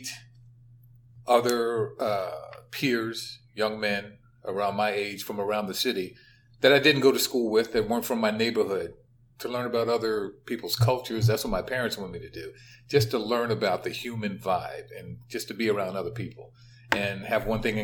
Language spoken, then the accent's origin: English; Philadelphia, Pennsylvania, United States; as a young African-American male growing up in West Philadelphia